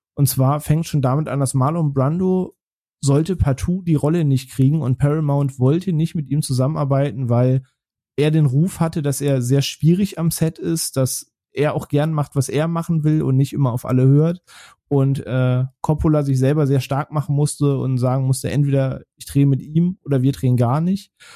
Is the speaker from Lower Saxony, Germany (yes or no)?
yes; Braunschweig, Lower Saxony, Germany; in Braunschweig, wo ich aufgewachsen bin